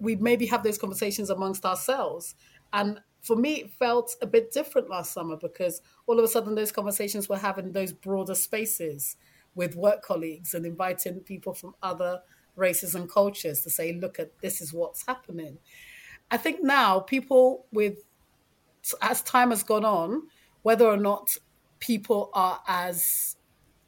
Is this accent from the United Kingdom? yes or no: yes; London, United Kingdom; I'm a Londoner, so I know London